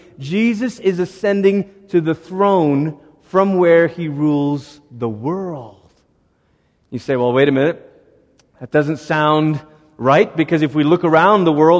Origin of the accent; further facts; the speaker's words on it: Malaysia; now in United States; I grew up in Malaysia. I'm 34 years old now. Cumulatively, altogether, I've lived in Malaysia for about 14 of those years and lived in America for about 20 of those years.